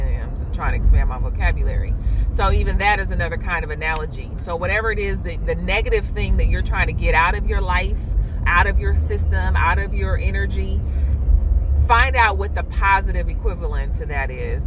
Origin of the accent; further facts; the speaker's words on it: Oakland, California, United States; I'm from Oakland